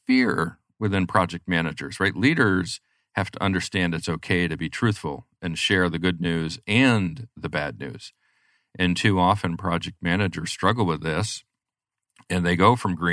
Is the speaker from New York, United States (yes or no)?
yes; New York, United States; moved away; I'm originally a New Yorker